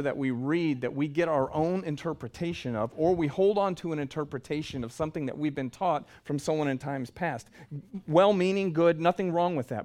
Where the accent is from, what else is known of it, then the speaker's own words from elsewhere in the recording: the South, United States; I'm from the South